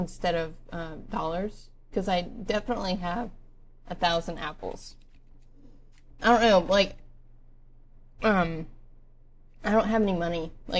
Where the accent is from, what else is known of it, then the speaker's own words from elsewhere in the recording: Pennsylvania, United States; I just moved here from Pennsylvania, so... Yeah, I don't know why that weirds everybody out when I call with a Pennsylvania number. I mean, I'm from Pennsylvania.